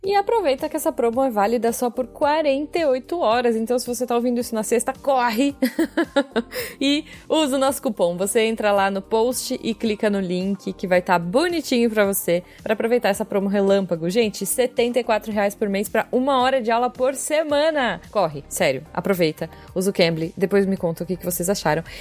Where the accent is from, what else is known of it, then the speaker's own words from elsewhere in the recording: São Roque, São Paulo, Brazil; da terra da Artichoke